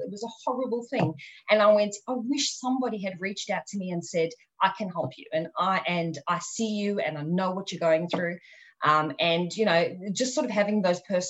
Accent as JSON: {"language": "English", "country": "South Africa", "tie": "born or raised there", "said": "growing up in South Africa"}